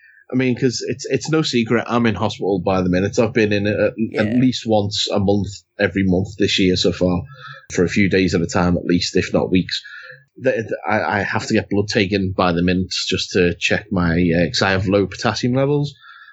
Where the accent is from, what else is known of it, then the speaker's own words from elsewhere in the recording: United Kingdom; God, we're so British talking about the weather.